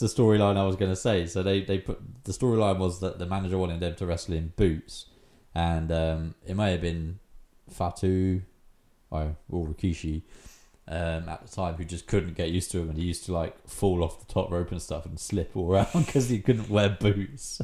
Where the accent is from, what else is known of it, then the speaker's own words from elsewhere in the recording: England, United Kingdom; I'm English, mate.